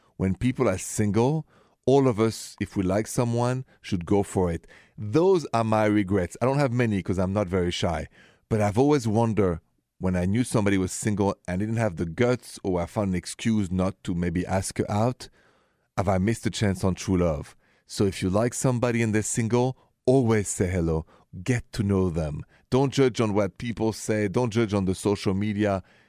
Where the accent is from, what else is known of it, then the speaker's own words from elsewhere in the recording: Paris, Île-de-France, France; moved away; I'm from France, I'm from Paris